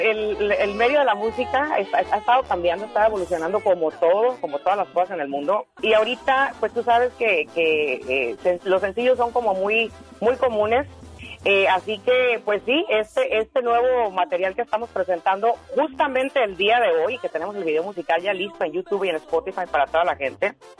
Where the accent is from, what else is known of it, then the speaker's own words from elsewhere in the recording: Madera, California, United States; moved away; also born or lived in Michoacán, Mexico; en Madera, California yo viví casi 20 años de mi vida, casi toda mi vida